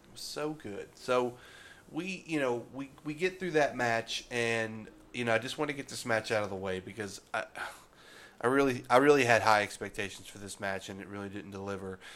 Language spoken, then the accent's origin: English; West Virginia, United States; my hometown in West Virginia